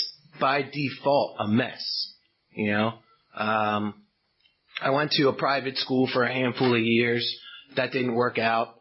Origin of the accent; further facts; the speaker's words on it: Baltimore, Maryland, United States; now in Westminster, United States; I'm from Baltimore, Maryland. I live out in Westminster now. So, when I go out of town, I say I'm from Baltimore because nobody knows Westminster.